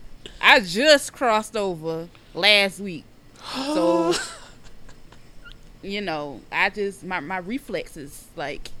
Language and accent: English; the South, United States; I'm from the South